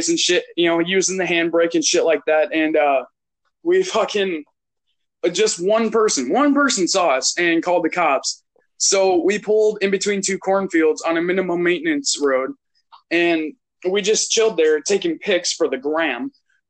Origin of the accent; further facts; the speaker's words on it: Canada; now in Minnesota, United States; I'm Canadian, but I live in Minnesota